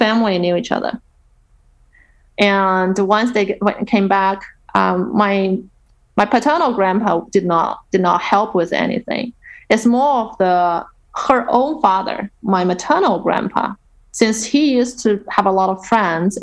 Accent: Nanjing, Jiangsu, China; Nanjing, which is her hometown and also my hometown

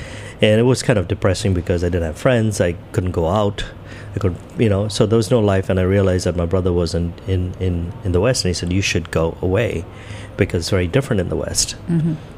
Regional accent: Mumbai, Maharashtra, India; also born or lived in Goa; I grew up in Bombay where everybody spoke English. So mm-hmm. I barely spoke any Hindi.

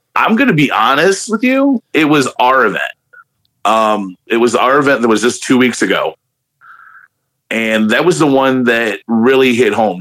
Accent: Hammond, Indiana, United States; also born or lived in Chicago; I grew up in the shadow of Chicago. I grew up on the south side, you know, and back in the eighties and, you know, grew up in Hammond and all this areas around there

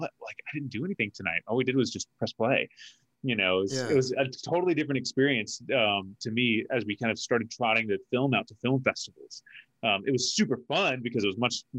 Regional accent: Wisconsin, United States; I'm from Wisconsin.

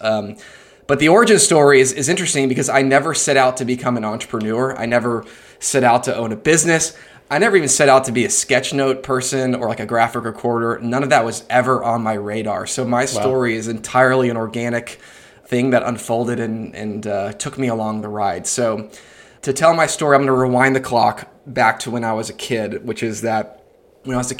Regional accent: Atlanta, Georgia, United States; I'm from Atlanta, Georgia, and I'm in Atlanta right now.

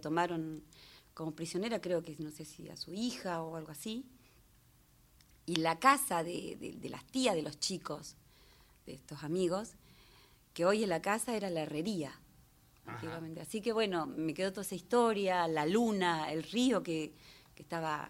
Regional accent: Gualeguaychú, Entre Ríos, Argentina; Nacida, criada y mal criada también en Gualeguaychú

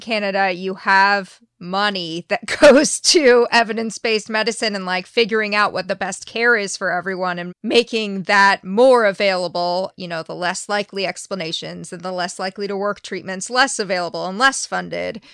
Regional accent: United States; as an American

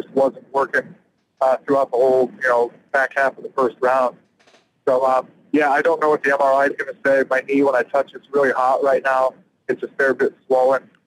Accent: Illinois, United States; moved away as an adult; also born or lived in California; now in Pensacola, United States; I've lived overseas for 10 years and away from Illinois for quite a long time. You know, I moved to California after college

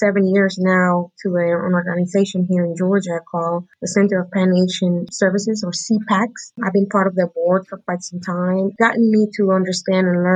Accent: Panama; moved away; also born or lived in Guatemala; I was born in Guatemala, but my mother took me back to Panama

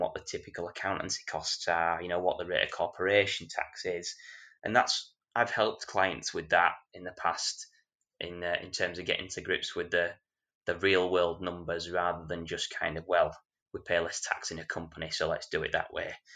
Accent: Yorkshire and the Humber, United Kingdom; I'm a Yorkshireman

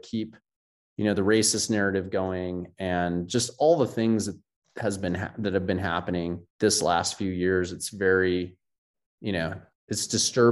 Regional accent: United States; as an American

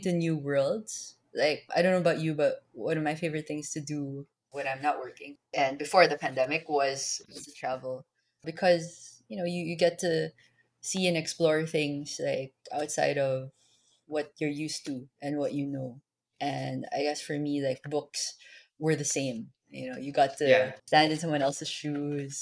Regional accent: Manila, Metro Manila, Philippines; I was born and raised in Manila

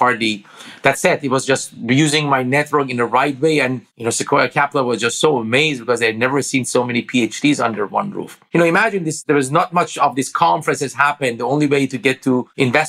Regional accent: Iran; English is a second language; moved away as an adult; now in United States; I grew up in Iran.

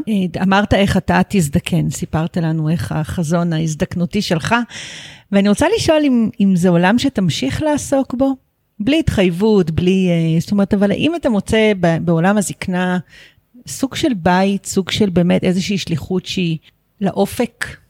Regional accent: Netzer Sereni, Central District, Israel; ששנינו נולדנו בקיבוץ, באותו קיבוץ

